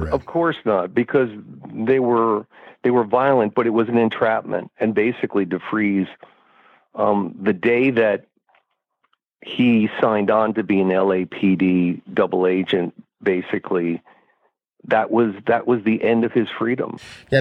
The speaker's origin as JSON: {"language": "English", "area": "Bay Area", "region": "California", "country": "United States", "tie": "born or raised there", "said": "as a young man growing up in the Bay Area"}